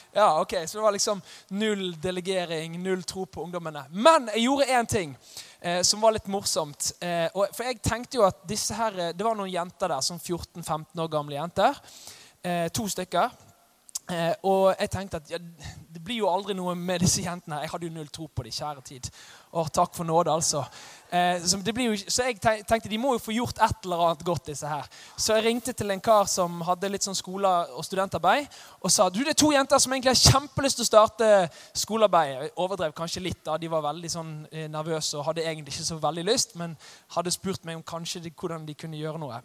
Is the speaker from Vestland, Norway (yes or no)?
yes; Os, Vestland, Norway; Jeg kommer fra Os. Eh, litt sør for Bergen